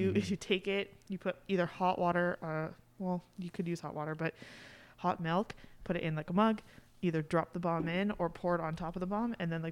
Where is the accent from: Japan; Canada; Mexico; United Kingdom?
Canada; Mississauga, Ontario; also born or lived in Brampton / Shelburne; I was born and raised like in Mississauga.